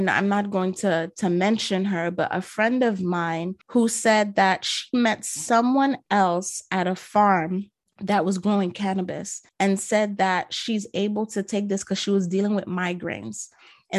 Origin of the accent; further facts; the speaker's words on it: New York City, New York, United States; I'm a New Yorker, so I'm using the slang terms